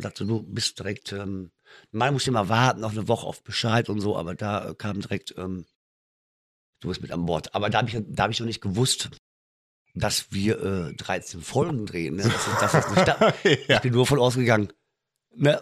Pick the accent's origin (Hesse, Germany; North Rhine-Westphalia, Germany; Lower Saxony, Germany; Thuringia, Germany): North Rhine-Westphalia, Germany; Münster; Ich komme eigentlich aus Münster in Westfalen